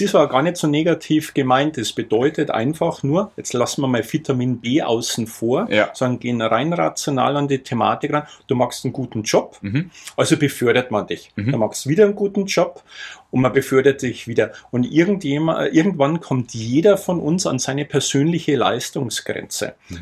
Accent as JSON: {"language": "German", "area": "near Altötting district", "region": "Bavaria", "country": "Germany", "tie": "born or raised there", "said": "ich komme aus der Nähe vom Landkreis Altötting. Mhm. Dort haben wir auch einen großen Bauernhof, auch heute noch."}